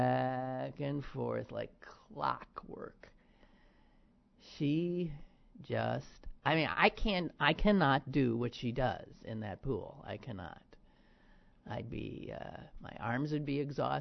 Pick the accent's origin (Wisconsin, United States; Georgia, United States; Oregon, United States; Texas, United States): Wisconsin, United States; now in Pittsburgh, United States; From my home state of Wisconsin